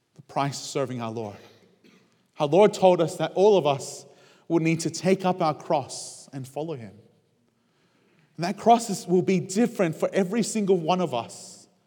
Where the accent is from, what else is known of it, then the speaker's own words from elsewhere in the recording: Australia; moved away as an adult; as an Australian